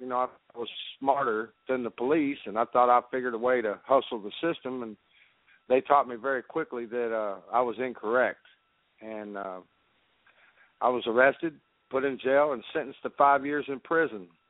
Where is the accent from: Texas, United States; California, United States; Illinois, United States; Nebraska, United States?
Texas, United States; Dallas; I grew up in Dallas, uh, which was uh, Dallas, Texas, and the part of Dallas that I grew up in was called Grove